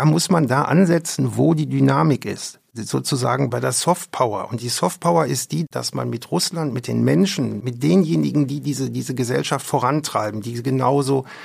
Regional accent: West Germany, Germany; Und das habe ich übrigens als Wessi, der in der Sowjetunion war, in einer mir sehr berührenden Weise erfahren.

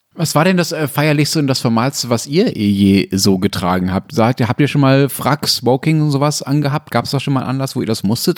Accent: Essen area, North Rhine-Westphalia, Germany; born or raised there

